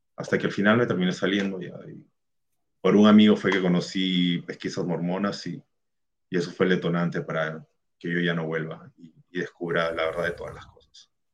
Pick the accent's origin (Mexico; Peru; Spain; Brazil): Peru; Yo también soy de Perú.